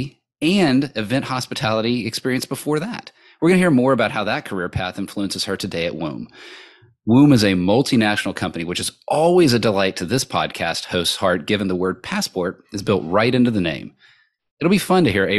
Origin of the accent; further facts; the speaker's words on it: Austin, Texas, United States; I grew up in Austin, Texas, USA